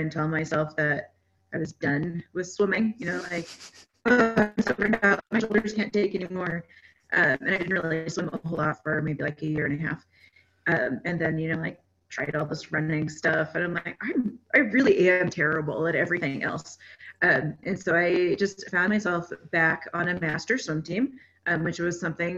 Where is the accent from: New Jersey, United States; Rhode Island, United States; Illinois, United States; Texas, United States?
Texas, United States; now in Colorado, United States; I grew up in Texas